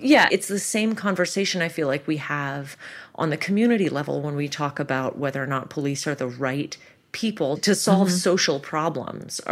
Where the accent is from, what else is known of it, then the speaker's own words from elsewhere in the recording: Toronto, Ontario, Canada; moved away as an adult; now in United States; I grew up in Toronto